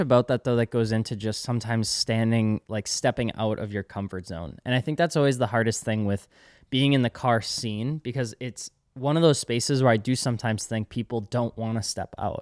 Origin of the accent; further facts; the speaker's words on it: Eau Claire, Wisconsin, United States; moved away; my hometown in Eau Claire